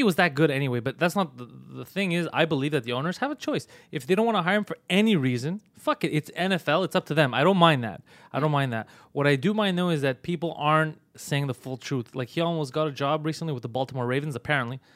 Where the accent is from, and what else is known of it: Montreal, Quebec, Canada; born or raised there